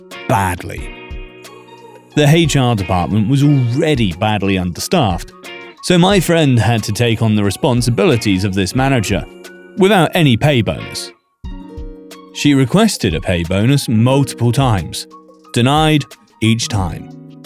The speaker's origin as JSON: {"language": "English", "country": "Ecuador", "tie": "born or raised there", "said": "Back when I was 10 years old, my family decided to take a visit to my hometown of Ecuador."}